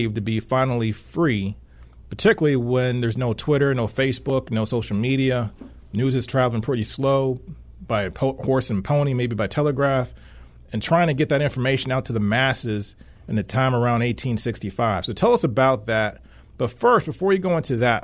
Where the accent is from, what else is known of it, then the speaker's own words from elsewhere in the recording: East Coast of Maryland, United States; where I grew up on the East Coast of Maryland